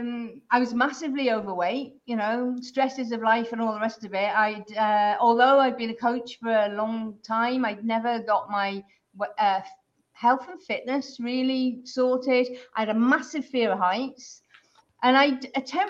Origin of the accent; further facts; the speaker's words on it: United Kingdom; I'm originally from the UK